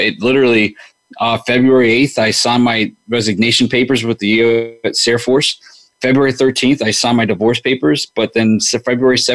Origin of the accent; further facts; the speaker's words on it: New York City, New York, United States; growing up in New York